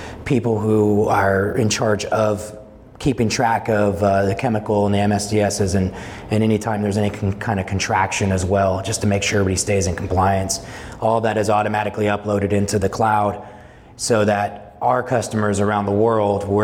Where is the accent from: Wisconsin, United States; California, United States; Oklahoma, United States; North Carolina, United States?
California, United States; Salinas; also born or lived in Bay Area, California; we moved to the Salinas Valley in 1981, and I grew up in Salinas